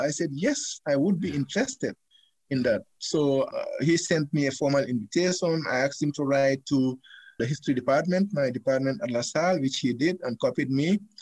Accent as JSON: {"language": "English", "country": "Gambia", "tie": "born or raised there", "moved": "as an adult", "lives_now": "United States", "said": "They accused me of not being a Gambian. They went to my hometown and arrested my dad and my mom"}